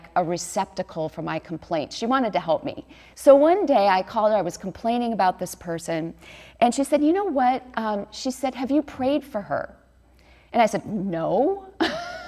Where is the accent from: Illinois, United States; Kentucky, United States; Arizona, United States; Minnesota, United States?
Illinois, United States; Chicago; moved away as an adult; also born or lived in New York City; now in Newport Beach, United States; I grew up in the Chicago area, and my family's from Wisconsin and Chicago